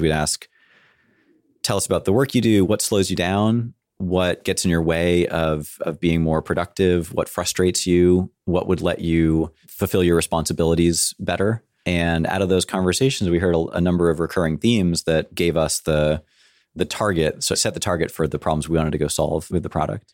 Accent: San Francisco, California, United States; I grew up in San Francisco

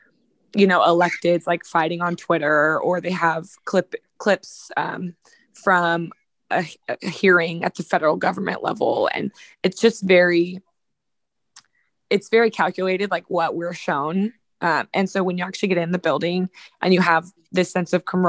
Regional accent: Sacramento, California, United States; I'm from Sacramento. I grew up like 10 minutes from downtown

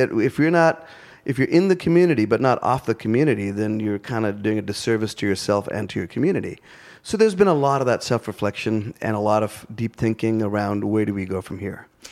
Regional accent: India; now in Asheville, United States; I'm still an Indian interpreting Southern food through the lens of being an Indian

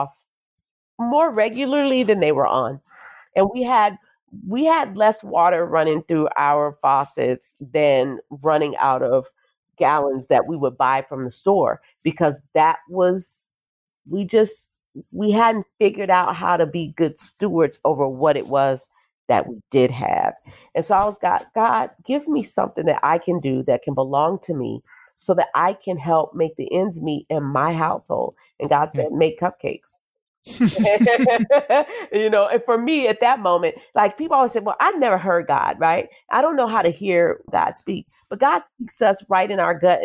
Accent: New Orleans, Louisiana, United States; now in Nashville, United States; the street where I grew up on Bullard Avenue in New Orleans

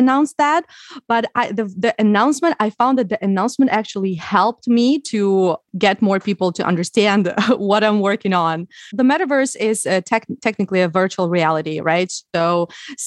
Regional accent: Ukraine; English is a second language; moved away as an adult; also born or lived in Odessa; now in Miami, United States; I am originally from Ukraine, now reside in Miami.

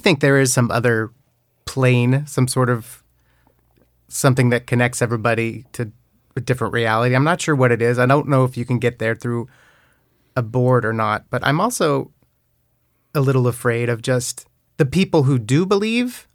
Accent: Newberg, Oregon, United States; I grew up in Oregon, it's a town called Newburgh

